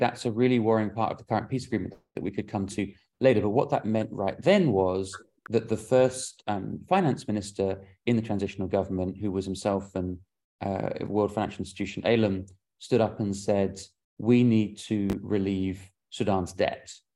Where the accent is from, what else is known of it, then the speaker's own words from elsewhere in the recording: London, United Kingdom; moved away; I grew up in London